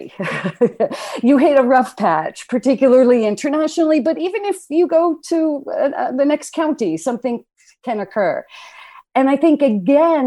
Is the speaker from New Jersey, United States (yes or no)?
yes; New Jersey, United States; we grew up in the Northeast in New Jersey